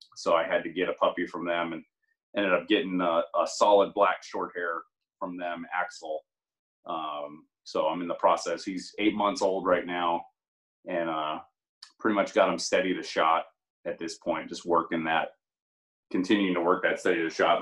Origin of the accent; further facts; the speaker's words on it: Greensburg, Pennsylvania, United States; moved away as an adult; also born or lived in North Dakota; now in Kentucky, United States; I'm originally from Greensburg